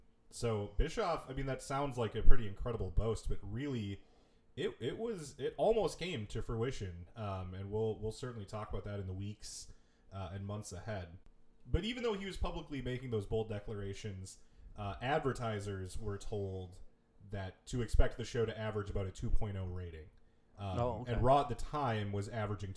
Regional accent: Minneapolis, Minnesota, United States; we are both from the Minneapolis area

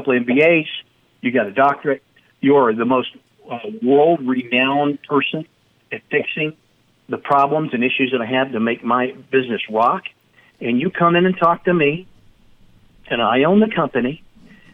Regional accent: Dallas-Fort Worth area, Texas, United States; I'm from the Dallas-Fort Worth area

